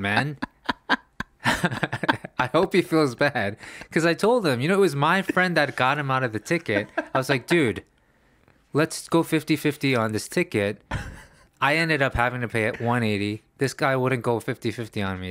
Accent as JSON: {"language": "English", "town": "New York City", "region": "New York", "country": "United States", "tie": "born or raised there", "also_born_or_lived": "Los Angeles", "moved": "yes", "lives_now": "Korea", "said": "growing up in New York City"}